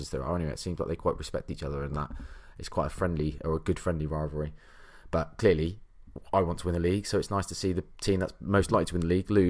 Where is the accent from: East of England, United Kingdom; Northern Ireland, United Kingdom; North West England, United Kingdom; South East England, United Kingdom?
North West England, United Kingdom; Liverpool; I'm a Scouser, from clearly from my accent, so I'm allowed.